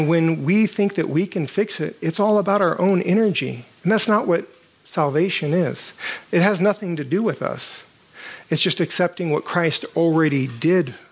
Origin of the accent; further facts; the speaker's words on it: United States